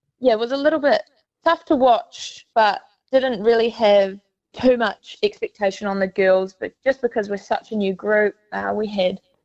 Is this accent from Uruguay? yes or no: no; Feilding, Manawatū-Whanganui, New Zealand; also born or lived in Bay of Plenty, New Zealand; now in Queensland, Australia; I was born in the Bay of Plenty and then moved down to Fielding, which nobody has really ever heard of. So we just say Palmerston North, Manawatu, Wellington. If you say that place, someone will know one of the three that I say. Yeah, if you just say the Hurricanes region. Yeah, so pretty much grew up there